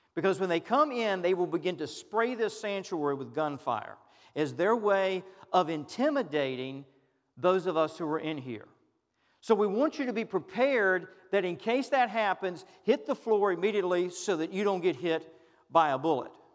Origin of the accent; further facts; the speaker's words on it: United States; we as American Christians